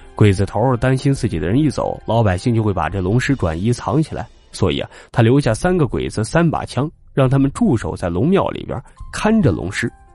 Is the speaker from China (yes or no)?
yes; China; 我们中国人都会特别地神秘